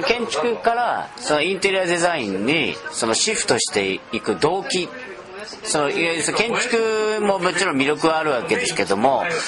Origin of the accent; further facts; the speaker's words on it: Nagoya, Aichi, Japan; 僕名古屋ですけども